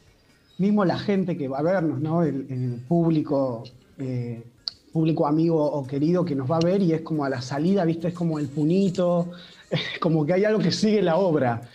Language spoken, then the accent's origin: Spanish; Pergamino, Buenos Aires Province, Argentina; moved away as an adult; now in Buenos Aires, Argentina; soy de Pergamino y me vine a Buenos Aires hace 20 años a, a estudiar teatro